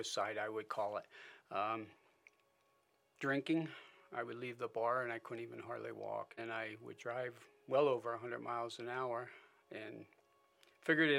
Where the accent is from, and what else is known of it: Springville, United States; born or raised there; also born or lived in Philadelphia, Pennsylvania